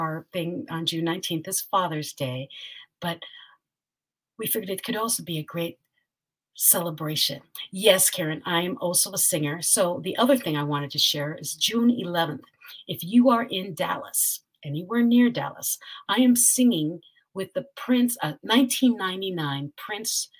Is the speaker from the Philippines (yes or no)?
yes; Philippines; I'm a Filipina.